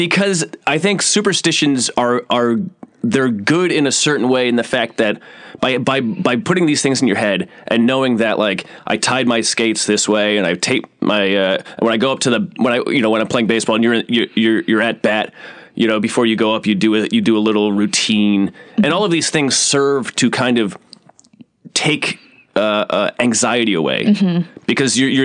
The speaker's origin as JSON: {"language": "English", "town": "Easthampton", "region": "Massachusetts", "country": "United States", "tie": "born or raised there", "said": "where I grew up in Southampton, East Hampton, Massachusetts"}